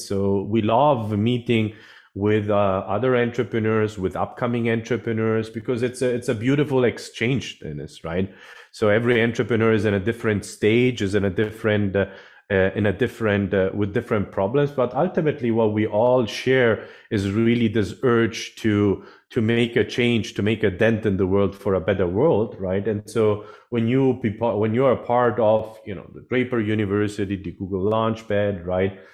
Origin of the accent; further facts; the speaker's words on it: Sicily, Italy; also born or lived in Germany / London; now in San Francisco Bay Area, United States; I'm originally actually from, from Europe, from South Europe, actually. I'm from Sicily, from Italy, Sicily